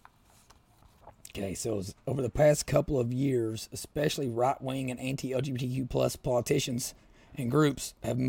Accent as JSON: {"language": "English", "region": "Southeastern Kentucky", "country": "United States", "moved": "yes", "lives_now": "Louisville, United States", "said": "I'm from Southeastern Kentucky. Live in Louisville now."}